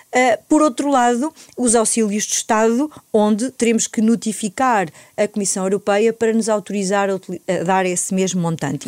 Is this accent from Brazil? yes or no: no; Alto Ribatejo, Portugal; sou do campo, uh, sou do Alto Ribatejo, uma região que também se faz agricultura, embora que seja uma agricultura familiar, uh, de pequena dimensão, onde na minha família sempre se fez